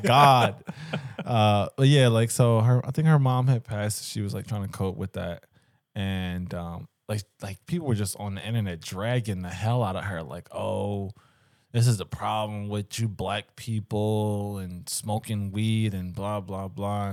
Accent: Philadelphia, Pennsylvania, United States; growing up in Philly

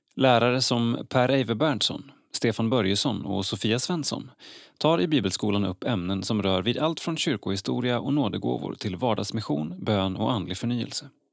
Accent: Partille, Västra Götaland, Sweden; Jag är från Partille

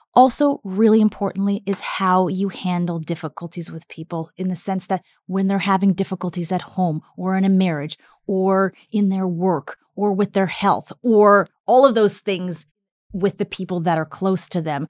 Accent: Canada; also born or lived in Russia; I was born in Soviet Russia and then came to Canada when I was five and a half and grew up in Canada

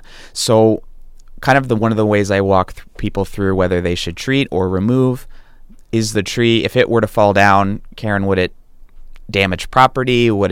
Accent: Iowa, United States; also born or lived in Ohio; I was born in Ohio, Southeast Ohio, and I grew up in Iowa

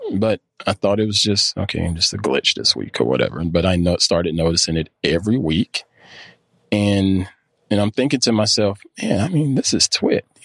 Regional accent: near Clemson, South Carolina, United States; now in North Carolina, United States; I grew up near Clemson, South Carolina, and it's all football

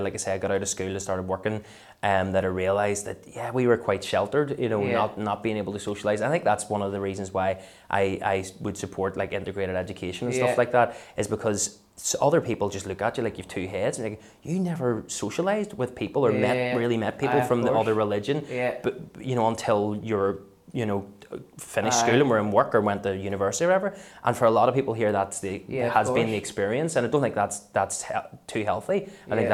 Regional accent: Belfast, Northern Ireland, United Kingdom; growing up in West Belfast

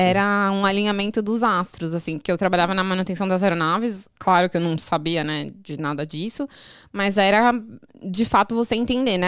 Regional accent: São Paulo, Brazil; eu sou de São Paulo

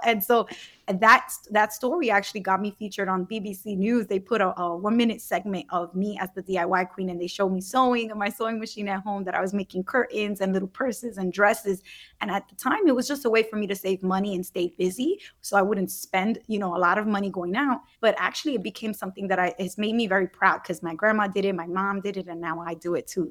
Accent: Brooklyn, New York, United States; my community growing up in Brooklyn.

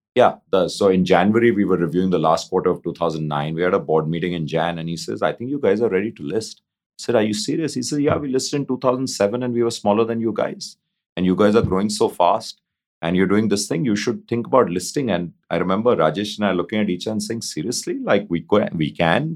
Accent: India; just being Indian, having grown up in India and, you know, done all my education in India

